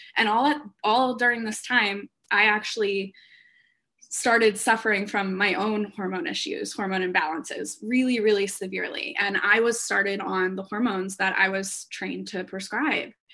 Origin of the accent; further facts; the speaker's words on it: Philadelphia, Pennsylvania, United States; also born or lived in Orlando; I'm from the Philadelphia area